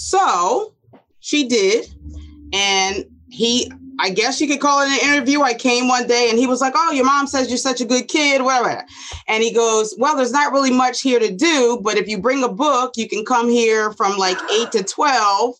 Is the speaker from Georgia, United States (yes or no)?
no; Asbury Park, New Jersey, United States; also born or lived in Neptune, New Jersey; we grew up in Neptune, so we never left Neptune schools